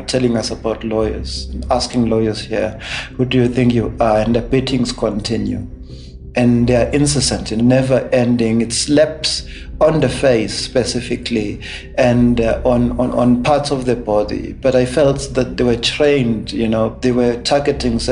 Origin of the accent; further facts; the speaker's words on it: Eswatini; moved away as an adult; now in Johannesburg, South Africa; born and raised in Eswatini